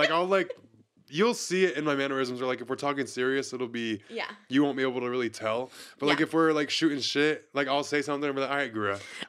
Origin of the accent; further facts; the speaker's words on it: Pensacola, Florida, United States; Pensacola, Florida.